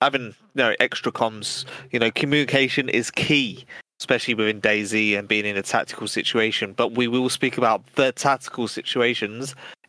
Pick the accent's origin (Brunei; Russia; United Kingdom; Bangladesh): United Kingdom; England; we are from England.